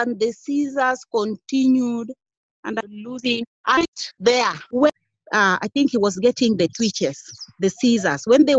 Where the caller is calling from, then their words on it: Kisumu County, Kenya; I am in Kisumu County.